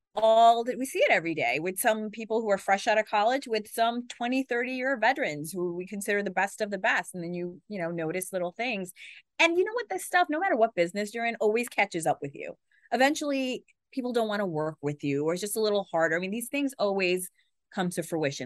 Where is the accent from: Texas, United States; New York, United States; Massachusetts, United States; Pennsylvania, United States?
New York, United States; New York City; moved away as an adult; also born or lived in Watertown; I grew up in Queens, which, as you know, is the most diverse place in the world, they say